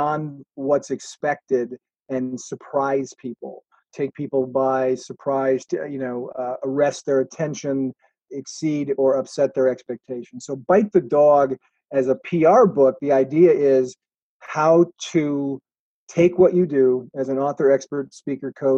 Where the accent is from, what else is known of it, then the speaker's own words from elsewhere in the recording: Wisconsin, United States; in Racine, Wisconsin, near my hometown.